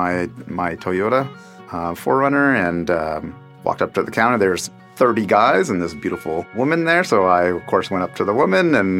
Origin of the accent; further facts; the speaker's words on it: Tacoma, Washington, United States; also born or lived in Seattle area; I grew up in Tacoma, Washington, and currently living in the Seattle area.